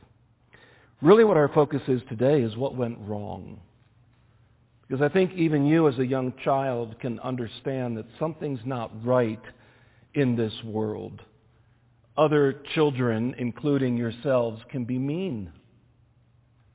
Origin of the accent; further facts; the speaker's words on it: United States; also born or lived in Kenya; as an American